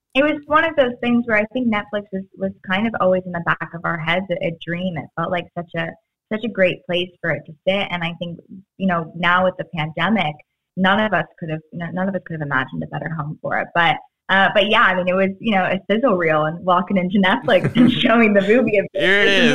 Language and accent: English; Florida, United States; moved away; I grew up with Publix in Florida